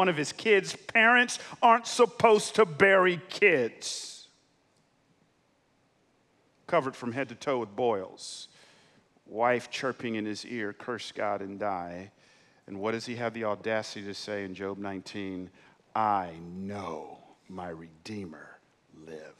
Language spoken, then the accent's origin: English; Atlanta, Georgia, United States; I know I'm in California, but I grew up in Atlanta